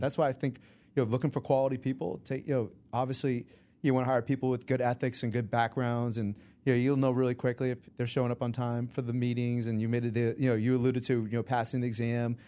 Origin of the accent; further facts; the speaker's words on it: Sharon, Massachusetts, United States; also born or lived in Boston, Massachusetts; I was raised in a small town of seventeen thousand people back in the seventies and eighties, and it's still seventeen thousand people today. It's called Sharon, Massachusetts